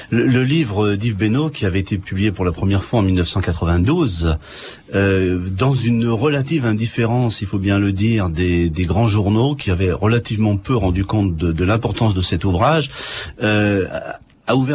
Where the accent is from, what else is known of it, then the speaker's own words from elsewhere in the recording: Martinique; Je suis martiniquais, je suis donc forcément né d'un crime contre l'humanité.